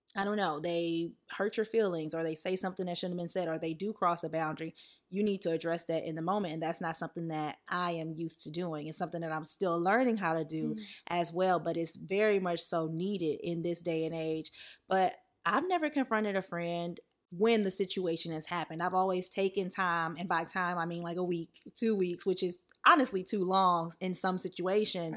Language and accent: English; the South, United States; growing up in the South